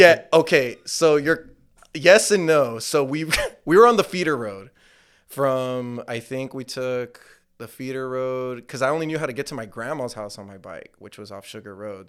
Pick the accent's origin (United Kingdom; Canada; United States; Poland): United States; McAllen, Texas; moved away as an adult; also born or lived in Pharr, Texas; I was born in McAllen Medical Center, dude, uh, in the eighties